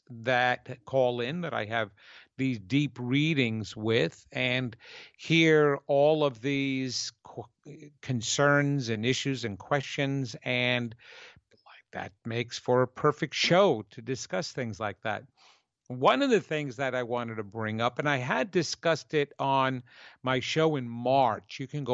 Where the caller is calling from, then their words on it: Holly Springs, North Carolina, United States; I am live from North Carolina, Holly Springs area, right around Raleigh.